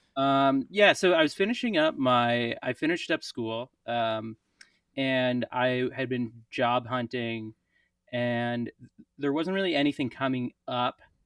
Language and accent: English; Prince Edward Island, Canada; also born or lived in St. John's, Newfoundland; now in Montreal, Canada; I grew up in Prince Edward Island